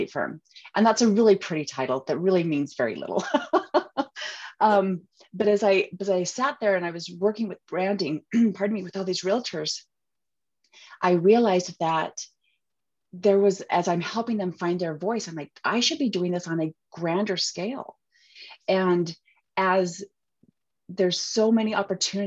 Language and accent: English; Utah, United States; accent: Utahnics; I am from Utah. I'm from the States. And there's a little bit, you can probably hear a little bit of my accent. We have a tendency to drop our T's